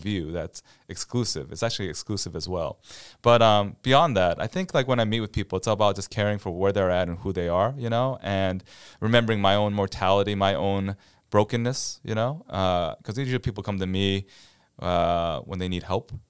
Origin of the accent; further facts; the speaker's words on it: Cleveland, Ohio, United States; moved away as an adult; also born or lived in Boston; now in Quincy, United States; I'm originally from Ohio, near Cleveland, Ohio.